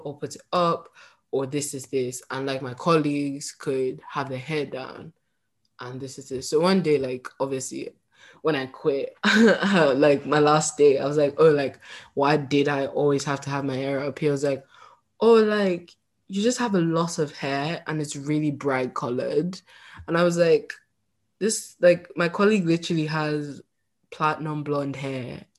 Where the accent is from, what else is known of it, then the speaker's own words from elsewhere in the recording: Northern England, United Kingdom; accent: Northern English; also born or lived in Nigeria; now in United States; I just keep my Northern English accent